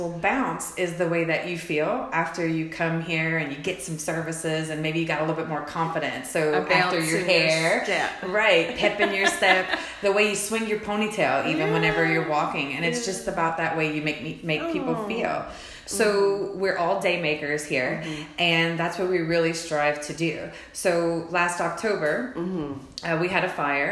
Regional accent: Cecilia / Henderson area, Atchafalaya Basin, South Louisiana, United States; moved away as an adult; now in Fayetteville, United States; I am actually a Cajun girl, so I grew up in a small town right off of the Atchafalaya Basin in the Cecilia Henderson area

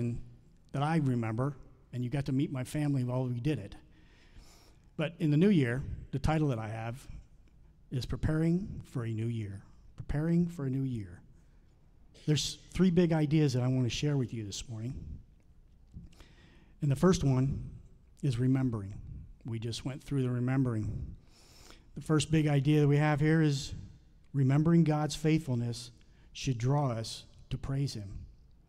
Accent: the South, United States; I'm from the South, and we have black-eyed peas

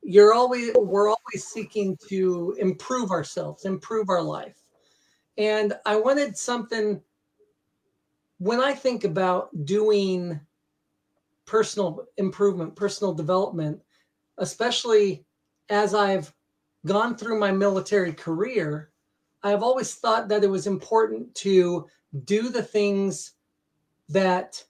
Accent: United States; moved away as an adult; now in Norway; I come from the United States.

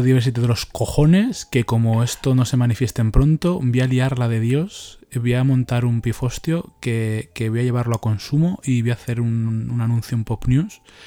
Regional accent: Leganés, Community of Madrid, Spain; yo fui también aquí a las fiestas de Leganés, y que es que es mi pueblo.

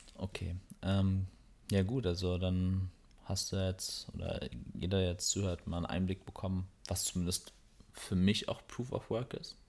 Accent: Berlin, Germany; wir kommen aus Berlin her

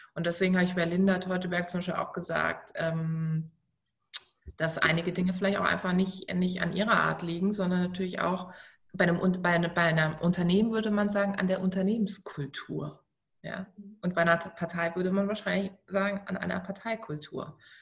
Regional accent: Baden-Württemberg, Germany; also born or lived in Munich; now in Berlin, Germany; Baden-Württemberg, es tut mir total leid für meine Heimat

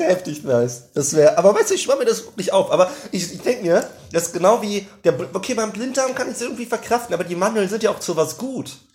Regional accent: Germany; first language German; Weil ich selbst als Deutscher, der deutscheste Deutsche der Deutschen.

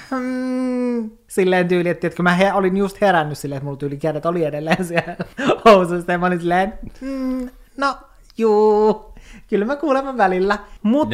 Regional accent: Oulu, North Ostrobothnia, Finland; moved away as an adult; now in Helsinki, Finland; silloin kun mä olin 18 ja muutin Oulusta

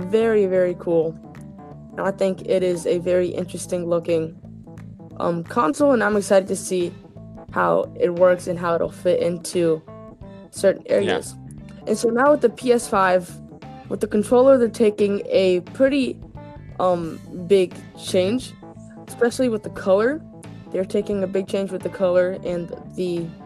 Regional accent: Florida, United States; I grew up in Florida, and it gets hot in May in Florida.

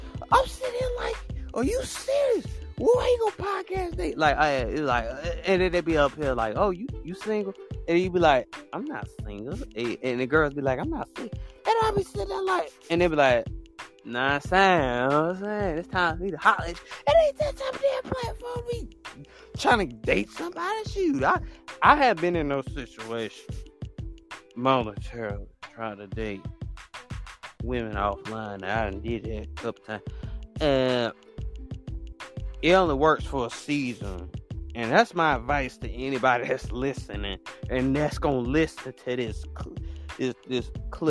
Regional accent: Chicago, Illinois, United States; I see you from Chicago. I'm from Chicago too.

